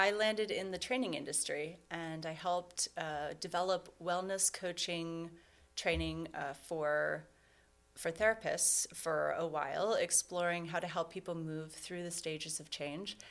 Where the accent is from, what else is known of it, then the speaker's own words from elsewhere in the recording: Cleveland, Ohio, United States; moved away; I'm originally from Cleveland, and I left for 17 years, and last year I decided to come back